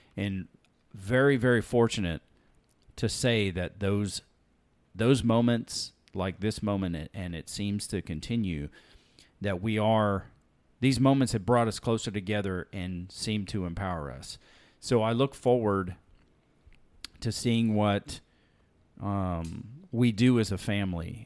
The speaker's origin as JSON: {"language": "English", "region": "Alabama", "country": "United States", "tie": "born or raised there", "also_born_or_lived": "California", "moved": "yes", "lives_now": "Texas, United States", "said": "growing up in the South in Alabama"}